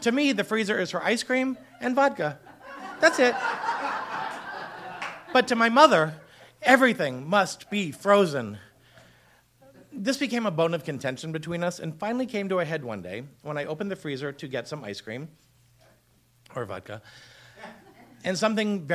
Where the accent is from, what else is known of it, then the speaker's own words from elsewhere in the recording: Boston, Massachusetts, United States; now in Los Angeles, United States; We're Boston Irish Catholic